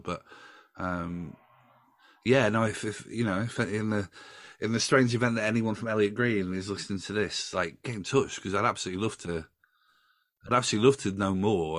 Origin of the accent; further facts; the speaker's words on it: Doncaster, Yorkshire and the Humber, United Kingdom; I grew up in Doncaster, you know, that's my hometown